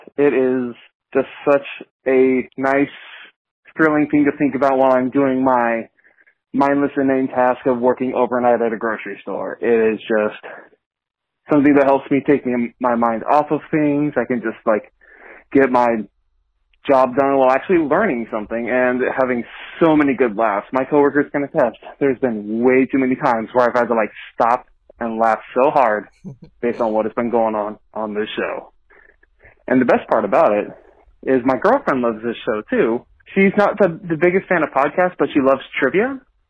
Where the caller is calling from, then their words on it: Portland, Oregon, United States; I'm from Portland, Oregon